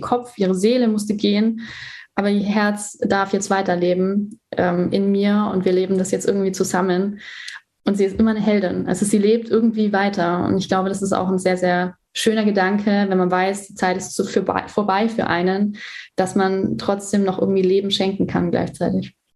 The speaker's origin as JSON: {"language": "German", "country": "Germany", "said": "bei uns in Deutschland"}